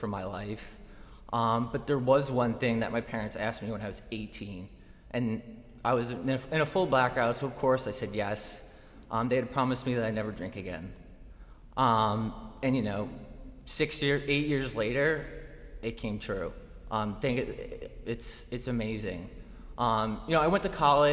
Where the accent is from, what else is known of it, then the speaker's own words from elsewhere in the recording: Buffalo, New York, United States; I grew up in Buffalo, New York